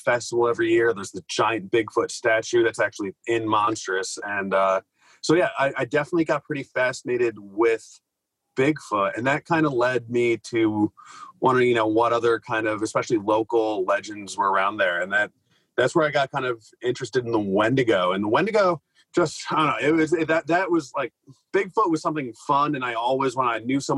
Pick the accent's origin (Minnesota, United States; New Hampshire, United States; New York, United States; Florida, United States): New York, United States; the Adirondacks; I grew up around the Adirondacks